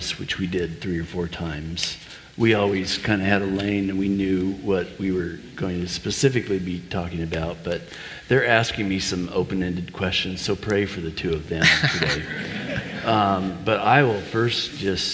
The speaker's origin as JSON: {"language": "English", "region": "Oregon", "country": "United States", "tie": "born or raised there", "also_born_or_lived": "Boston / Philadelphia / South Florida / Texas", "moved": "as an adult", "lives_now": "Paoli, United States", "said": "I grew up in Oregon"}